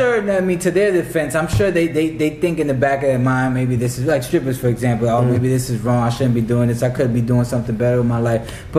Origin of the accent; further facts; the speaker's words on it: Tampa, Florida, United States; moved away; I came from Tampa, Florida.